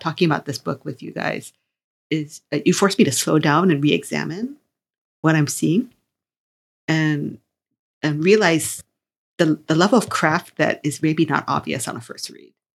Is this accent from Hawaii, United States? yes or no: yes; Hawaii, United States; I come from Hawaii